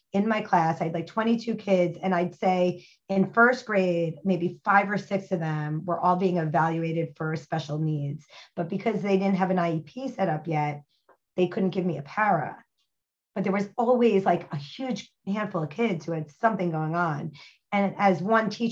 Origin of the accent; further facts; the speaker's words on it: New Jersey, United States; moved away; also born or lived in Miami / Boston / Brooklyn; I'm from New Jersey